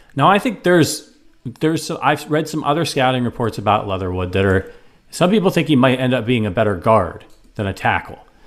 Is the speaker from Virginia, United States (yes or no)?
no; Cleveland, Ohio, United States; near my hometown in Cleveland, Ohio.